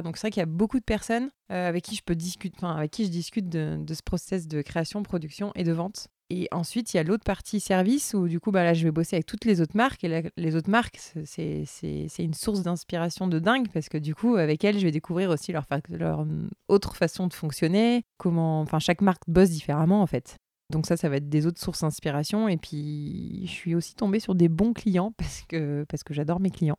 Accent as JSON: {"language": "French", "town": "Toulouse", "region": "Occitania", "country": "France", "tie": "born or raised there", "moved": "as an adult", "lives_now": "Loire, France", "said": "j'étais originaire du Tarn euh, de Toulouse"}